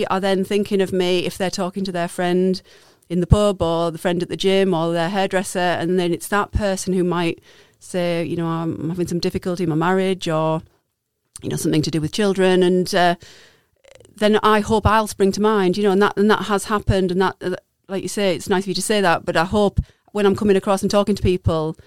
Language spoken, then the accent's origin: English; Darlington, North East England, United Kingdom; moved away as an adult; also born or lived in Peterborough; back to my roots and my hometown of Darlington